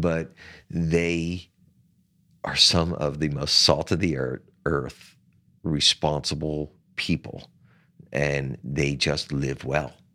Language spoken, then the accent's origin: English; Atlantic City, New Jersey, United States; in my hometown of Atlantic City